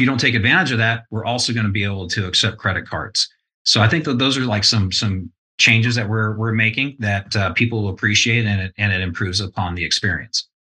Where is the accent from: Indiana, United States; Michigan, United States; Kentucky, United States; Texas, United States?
Texas, United States; East; now in Southern California, United States; I was raised in East Texas